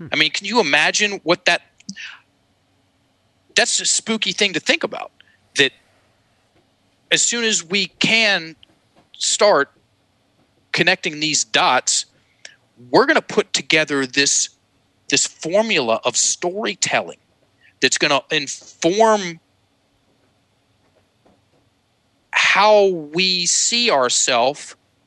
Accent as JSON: {"language": "English", "region": "Virginia", "country": "United States", "tie": "born or raised there", "accent": "Southern drawl", "first_language": "English", "said": "I grew up in Virginia. We speak English, or at least in my house we did, still do. And it comes with a certain sound to it. I have something called a Southern drawl"}